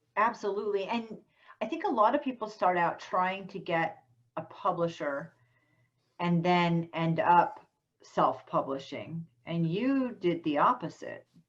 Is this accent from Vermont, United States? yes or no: yes; Vermont, United States; I'm from Vermont